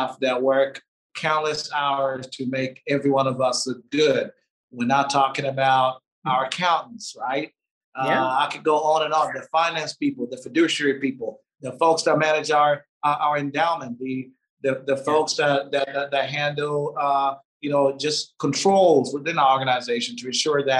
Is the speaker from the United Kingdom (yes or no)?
no; Tanzania; now in United States; my home country, Tanzania